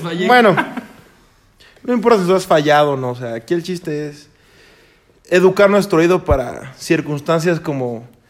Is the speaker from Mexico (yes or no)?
yes; Chimalhuacán, State of Mexico, Mexico; soy de Chimalhuacán